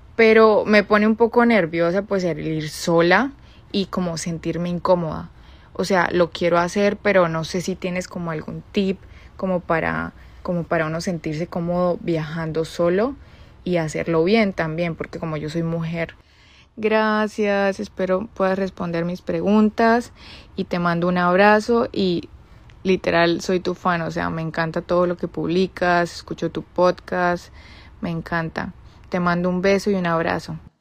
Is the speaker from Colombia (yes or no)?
yes; Bucaramanga, Santander, Colombia; moved away as an adult; now in Chicago, United States; soy de Colombia, Bucaramanga. Tengo 26 años, pero vivo actualmente en la ciudad de Chicago.